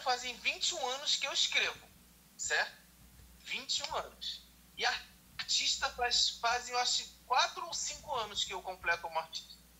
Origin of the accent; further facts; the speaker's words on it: Rio de Janeiro, Brazil; Eu sou do Rio de Janeiro. É, moro na zona oeste do Rio de Janeiro, Realengo.